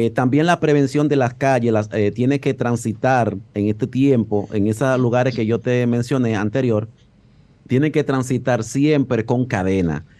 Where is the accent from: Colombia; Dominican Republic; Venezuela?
Dominican Republic